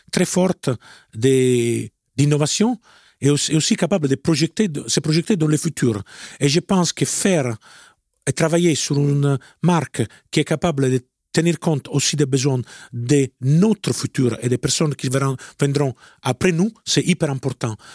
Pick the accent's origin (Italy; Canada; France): Italy; French is a second language; moi je suis italien